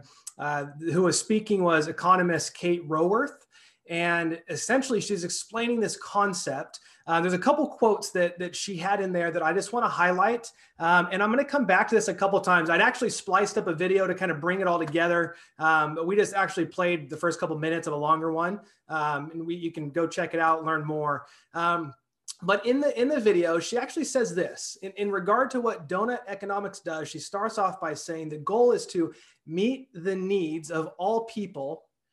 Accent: Clovis, California, United States; also born or lived in Salt Lake City / New York / Sacramento; now in Fresno, United States; I grew up in Clovis. I now live in Fresno.

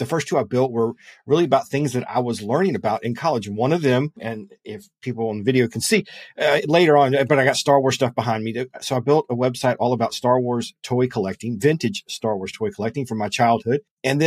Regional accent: Lexington, South Carolina, United States; I am from Lexington, South Carolina.

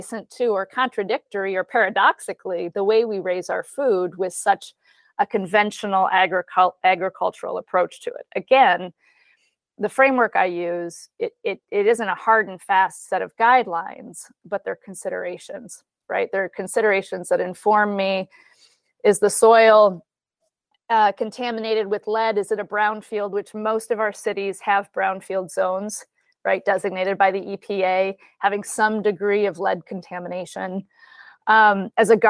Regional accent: Flint, Michigan, United States; I grew up in Michigan, from Flint, Michigan specifically

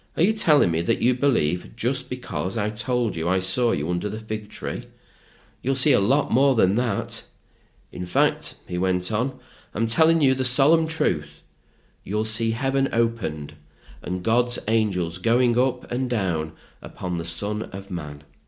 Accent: Manchester, North West England, United Kingdom; when I was growing up in Manchester

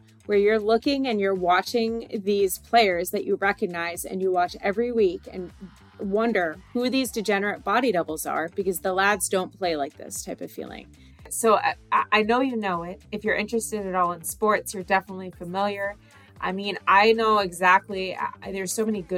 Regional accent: Boston, Massachusetts, United States; I am an American woman from the Northeast, specifically from the Boston area

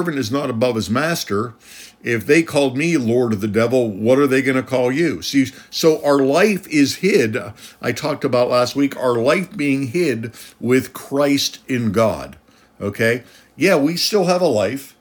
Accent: United States; I'm a citizen of America

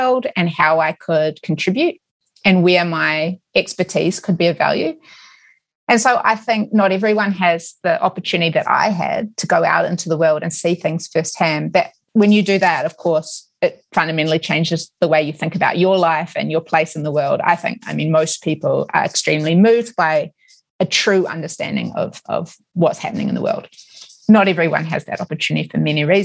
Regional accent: New Zealand; moved away; I grew up in New Zealand

